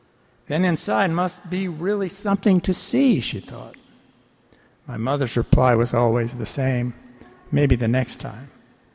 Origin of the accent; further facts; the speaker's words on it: Baltimore, Maryland, United States; I grew up here in Baltimore, and during the mid-40s, we would board the old 26th streetcar in Turner Station, head for our Saturday shopping on Lexington Street.